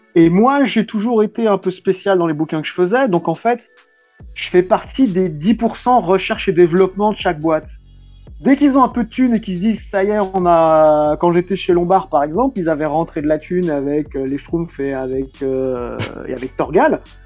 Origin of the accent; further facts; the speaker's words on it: France; on est des Français, caucasiens, on va dire, même si on a des origines euh, du Maghreb